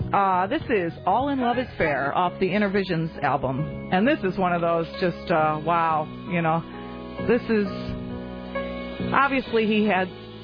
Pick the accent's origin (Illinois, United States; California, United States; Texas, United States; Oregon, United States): Illinois, United States; Chicago; born or raised there; moved away